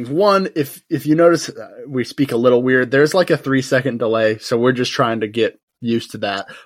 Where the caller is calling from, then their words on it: South Carolina, United States; And I am recording from South Carolina. I'm in my bedroom.